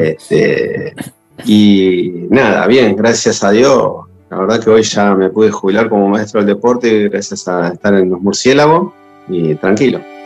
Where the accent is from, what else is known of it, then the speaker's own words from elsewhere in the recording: González Catán, Buenos Aires Province, Argentina; yo soy de acá de Catán de la Matanza